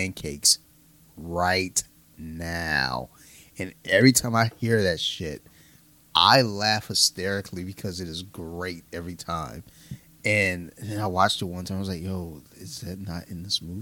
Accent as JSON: {"language": "English", "town": "Detroit", "region": "Michigan", "country": "United States", "said": "I'm from Detroit"}